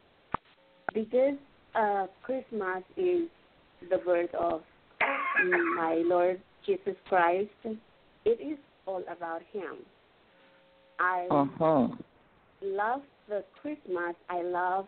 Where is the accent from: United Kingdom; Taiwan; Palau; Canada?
Palau; I am from the island of Palau